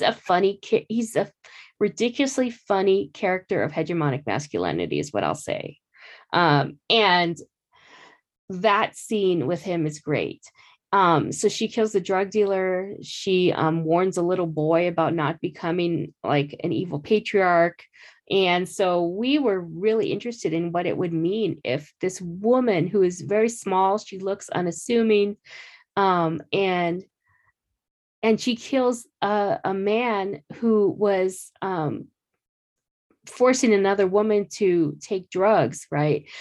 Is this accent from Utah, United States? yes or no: no; Phoenix, Arizona, United States; growing up in Phoenix